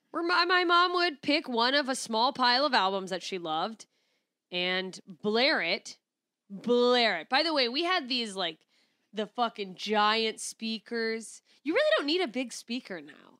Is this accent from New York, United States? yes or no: no; Alaska, United States; accent: Alaskan; moved away; my Alaskan accent